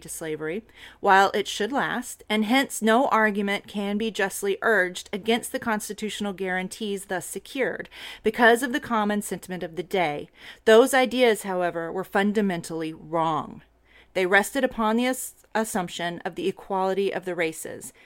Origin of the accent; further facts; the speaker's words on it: Texas, United States; I am a Texan through and through.